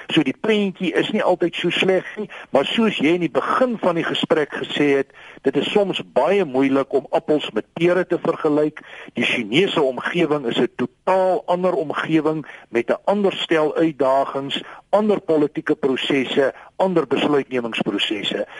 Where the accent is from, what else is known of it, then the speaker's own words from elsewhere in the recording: South Africa; ons as Suid-Afrikaners